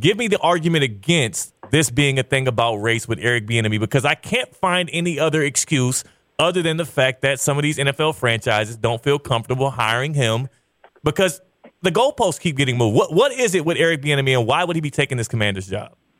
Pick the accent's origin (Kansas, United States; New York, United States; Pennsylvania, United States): Kansas, United States; Overland Park; I was born in Overland Park. All right, I'm a Kansas native